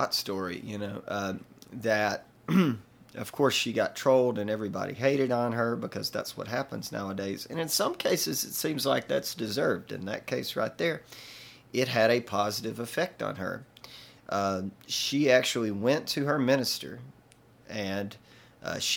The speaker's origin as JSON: {"language": "English", "town": "Booneville", "region": "Mississippi", "country": "United States", "tie": "born or raised there", "said": "my hometown of Boonville, Mississippi"}